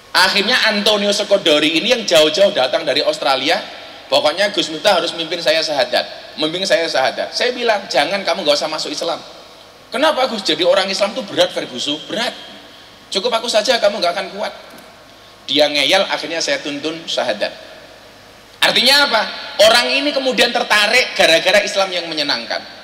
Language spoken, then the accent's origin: Indonesian; Indonesia; kami dilahirkan di Indonesia